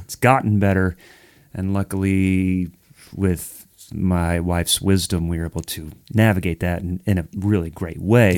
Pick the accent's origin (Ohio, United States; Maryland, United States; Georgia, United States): Ohio, United States; now in Nashville, United States; I'm from Ohio